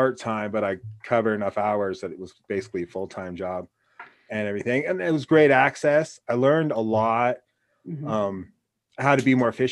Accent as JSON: {"language": "English", "region": "Wyoming", "country": "United States", "also_born_or_lived": "New York", "moved": "as an adult", "said": "I was from Wyoming"}